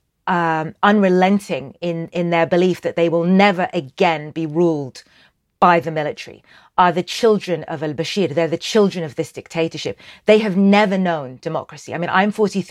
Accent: Sudan; I'm from Sudan.

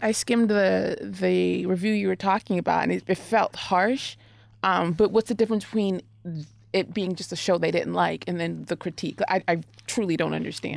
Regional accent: Oklahoma, United States; moved away; also born or lived in Washington, D.C. area; I grew up in Oklahoma

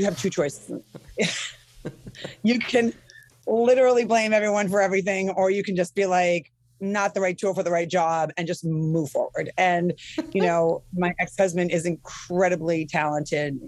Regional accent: Midwest, United States; I'm from the Midwest

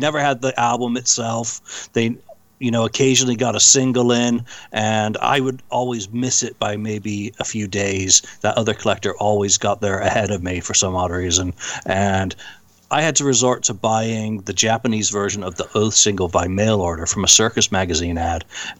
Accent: Bradford, Yorkshire and the Humber, United Kingdom; accent: English; now in United States; I moved here from Bradford in, December 78, so I didn't get into American

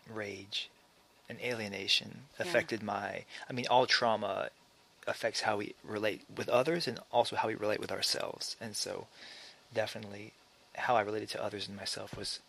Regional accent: Alabama, United States; also born or lived in Maryland; now in California, United States; I grew up in Alabama. And I was born in Maryland. My parents moved to Alabama when I was a year old

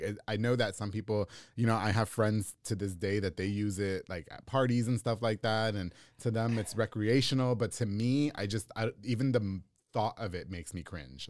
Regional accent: Long Island, New York, United States; moved away as an adult; now in Texas, United States; I'm from New York. We listen to salsa, merengue, bachata, reggaeton.

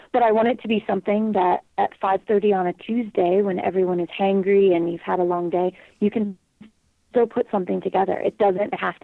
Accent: Colorado, United States; I was born and raised in Colorado

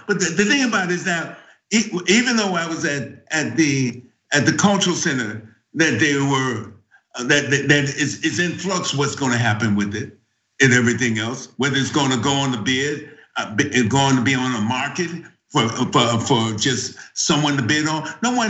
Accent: San Francisco, California, United States; also born or lived in Deep South; even though I was born and raised in San Francisco

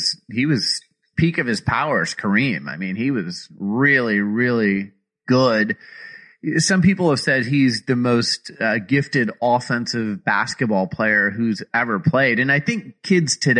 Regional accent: Arizona, United States; I grew up in Arizona

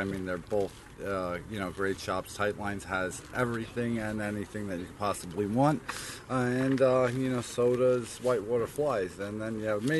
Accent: New York City, New York, United States; accent: New York; moved away as an adult; now in New Jersey, United States; I grew up in Queens, and then I moved up here to Jersey when I was old enough to get a house

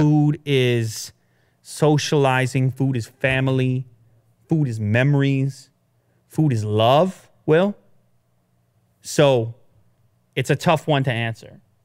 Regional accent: Canada; being a Canadian

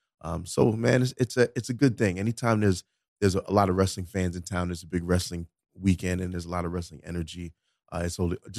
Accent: Florida, United States; Let me catch you outside and I grew up in Florida.

